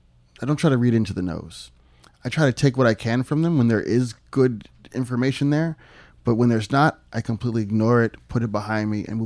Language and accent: English; Philadelphia, Pennsylvania, United States; also born or lived in Ohio; So I moved to Pennsylvania at about 6 months old and lived there almost all my life